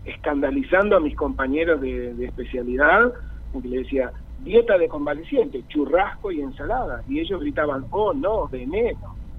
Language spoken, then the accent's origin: Spanish; Buenos Aires, Argentina; soy un porteño